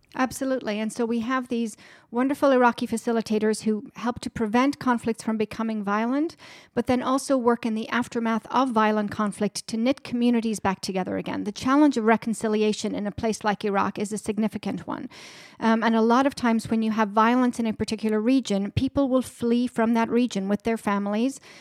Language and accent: English; Ireland; moved away as an adult; now in Washington, D.C., United States; I'm originally from Ireland, born and raised. I grew up right on the border with Northern Ireland